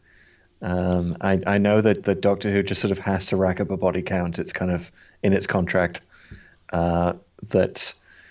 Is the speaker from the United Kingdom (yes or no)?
yes; United Kingdom; as a Brit